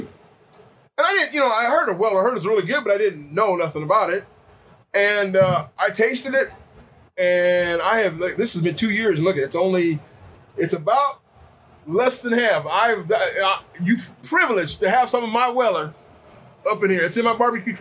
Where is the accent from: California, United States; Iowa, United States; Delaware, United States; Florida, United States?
Iowa, United States; I'm from Iowa, and we all bought hogs back at home.